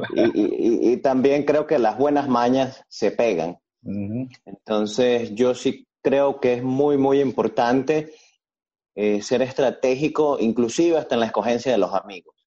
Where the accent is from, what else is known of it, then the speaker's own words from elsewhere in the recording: Venezuela; somos todos venezolanos los que estamos acá en, este, en esta sala de conferencia